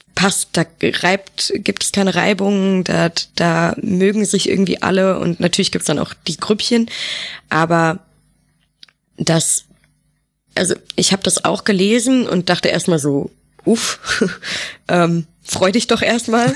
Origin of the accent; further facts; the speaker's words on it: Düsseldorf, North Rhine-Westphalia, Germany; now in Bremen, Germany; ich komme ja aus Düsseldorf